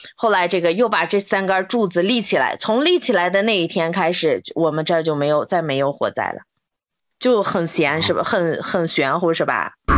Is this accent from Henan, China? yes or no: no; Inner Mongolia, China; 我们内蒙人